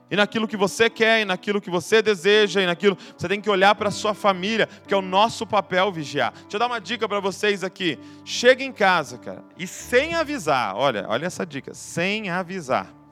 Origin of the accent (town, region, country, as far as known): Brazil